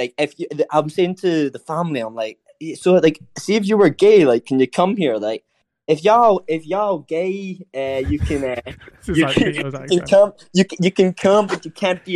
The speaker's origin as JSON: {"language": "English", "region": "Scotland", "country": "United Kingdom", "also_born_or_lived": "North Carolina", "accent": "Scottish", "said": "I'm Scottish"}